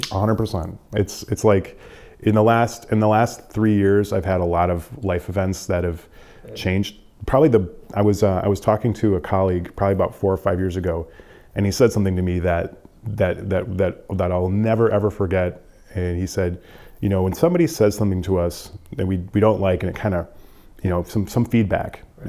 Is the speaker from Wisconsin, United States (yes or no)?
yes; Wisconsin, United States; moved away as an adult; now in Detroit, United States; growing up in Wisconsin, um, you you are just pumped full of pride